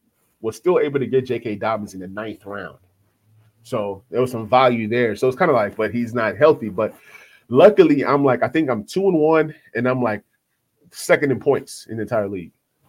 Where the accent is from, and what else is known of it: Nashville, Tennessee, United States